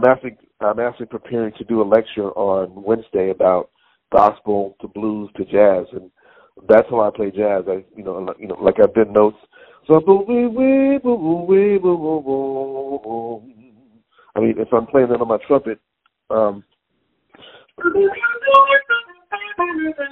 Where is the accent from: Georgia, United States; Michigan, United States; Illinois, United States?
Georgia, United States; Conyers; now in Hackensack, United States; I was from Georgia, you know, from the Baptist Church